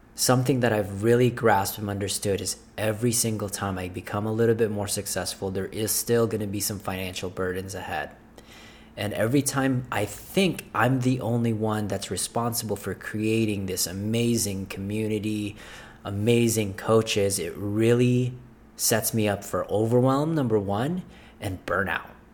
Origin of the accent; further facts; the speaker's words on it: Philippines; moved away; I wasn't born here. I was born in Philippines.